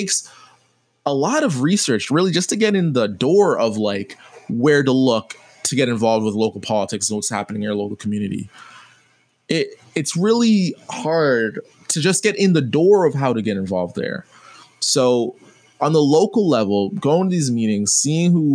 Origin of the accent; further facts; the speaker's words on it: Jamaica; being Jamaican